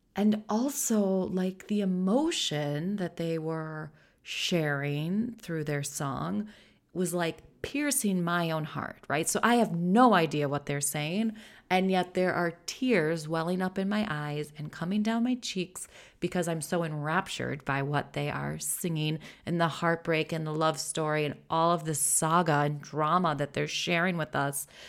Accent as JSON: {"language": "English", "country": "United States", "moved": "as an adult", "lives_now": "Netherlands", "said": "I'm an American living in the Netherlands"}